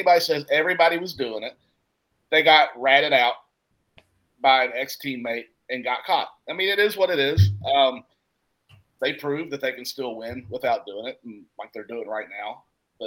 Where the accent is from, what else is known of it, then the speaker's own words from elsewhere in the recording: Huntington, West Virginia, United States; also born or lived in Barboursville, West Virginia / Milton, West Virginia; I grew up in Huntington. We moved to Barbersville in 1990. So I was 14 years old.